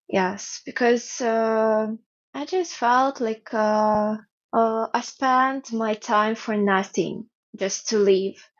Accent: Ukraine; born or raised there; English is a second language; moved away as an adult; now in Japan

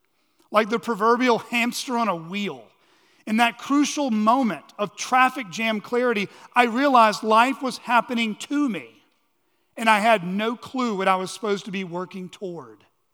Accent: Texas, United States; also born or lived in New Mexico; Now, I was born in Texas, and save for 3 years of childhood spent in New Mexico, I grew up in Texas. But I never felt quite at home in Texas.

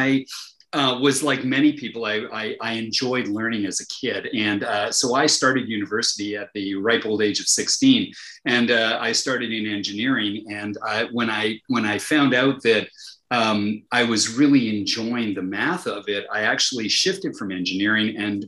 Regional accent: Winnipeg, Manitoba, Canada; I'm Canadian, and it was from Winnipeg

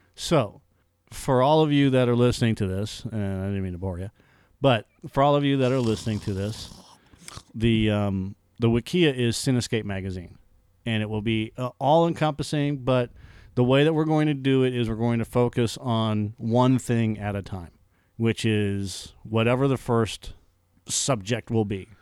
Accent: Massachusetts, United States; moved away; growing up in Massachusetts

